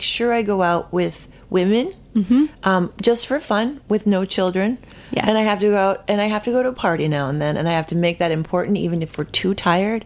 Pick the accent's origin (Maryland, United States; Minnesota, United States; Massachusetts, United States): Minnesota, United States; moved away as an adult; also born or lived in Oregon; now in New York, United States; my home state